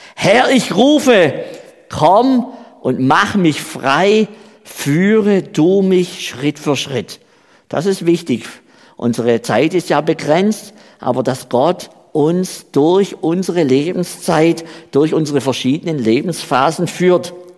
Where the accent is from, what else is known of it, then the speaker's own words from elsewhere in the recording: Baden-Württemberg, Germany; accent: Swabian; moved away as an adult; also born or lived in Saxony-Anhalt; now in Switzerland; ich komme ja aus Baden-Württemberg, wie man ja auch an meiner Sprache hört, an meinem schwäbischen Dialekt.